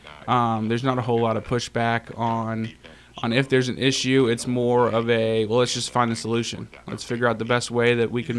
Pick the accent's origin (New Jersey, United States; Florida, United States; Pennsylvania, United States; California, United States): Florida, United States; Orlando; moved away as an adult; now in Tennessee, United States; I'm originally from Orlando, Florida.